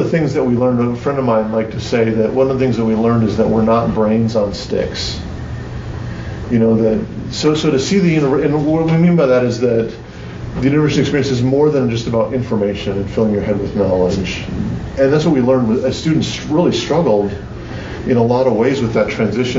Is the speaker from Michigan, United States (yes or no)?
no; Wisconsin, United States; I'm from Wisconsin